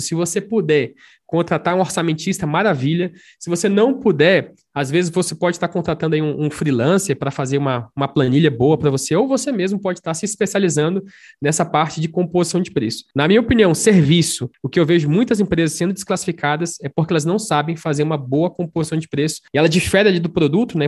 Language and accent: Portuguese; Brasília, Federal District, Brazil; Sou de Brasília.